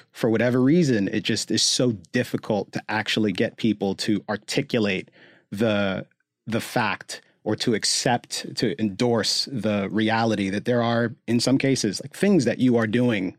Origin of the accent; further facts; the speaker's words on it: Gaithersburg, Maryland, United States; Like I grew up in Gaithersburg, Maryland, so fairly affluent suburb of Washington, D.C., middle class, but relatively affluent and diverse.